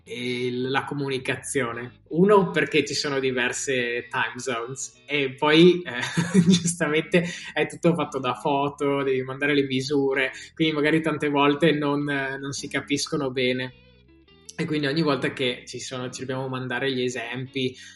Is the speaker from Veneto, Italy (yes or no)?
yes; Alpago, Veneto, Italy; now in London, United Kingdom; come hai detto vengo dall'Alpago e adesso vivo a Londra e, ehm, da quasi 5 anni